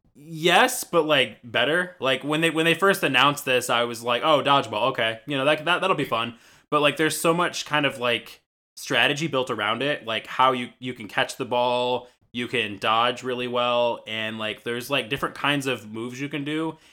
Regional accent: Michigan, United States; I'm from Michigan

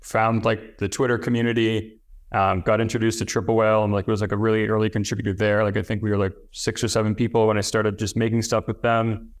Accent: near Toronto, Ontario, Canada; moved away as an adult; moved to Toronto, which is the, the closest kind of big city to my hometown

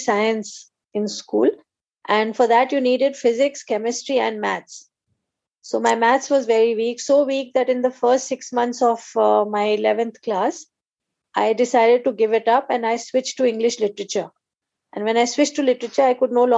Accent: Assam, India; growing up in Assam

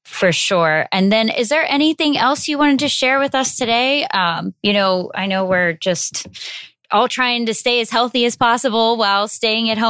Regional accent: Northeast, United States; moved away; I'm from the Northeast

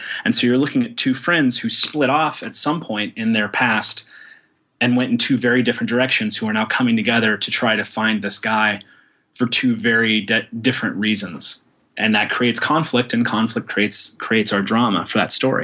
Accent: Oklahoma, United States; I was raised in Oklahoma

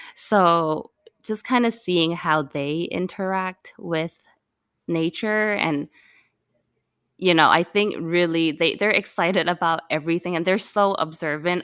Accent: Hong Kong; now in United States; growing up in Hong Kong, like, we could speak English and everything, but coming to the United States

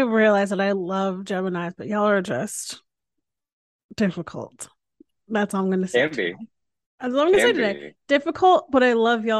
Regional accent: Connecticut, United States; now in Austin, United States; I just went home to Connecticut for a week. And obviously like I flutter back into my accent when I get home. But then like I drop it when I come back to Austin.

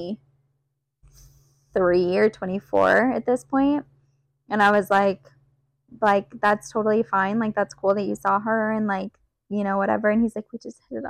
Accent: Prescott, Arizona, United States; I grew up here in Prescott.

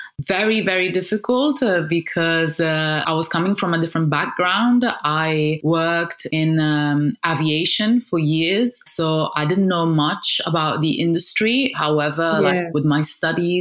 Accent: Sardinia, Italy; also born or lived in Casablanca, Morocco; I grew up in Sardinia, which is a gorgeous island in Italy

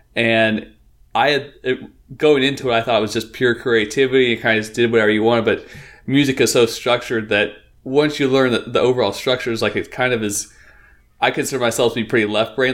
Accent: Northeast Oregon, United States; also born or lived in Portland, Oregon; I grew up in Northeast Oregon

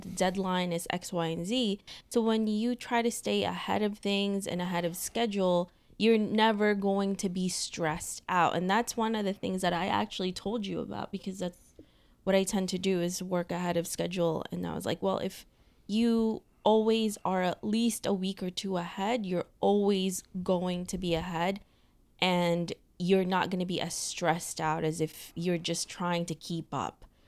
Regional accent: New York City, New York, United States; we're both from New York City.

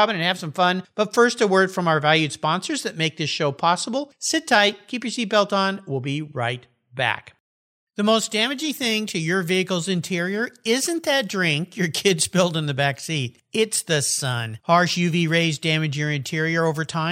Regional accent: San Diego, California, United States; now in Washington, United States; my old hometown, San Diego, California

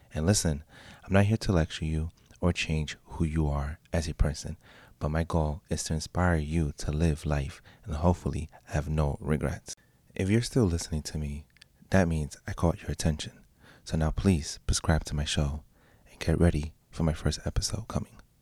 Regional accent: Pennsylvania, United States; also born or lived in Puerto Rico; now in New York City, United States; I'm from Pennsylvania, but living in New York City

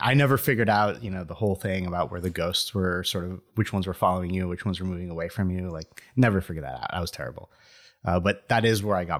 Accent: Venezuela; I lived in Venezuela. So I was born in Venezuela. And we lived in a college town.

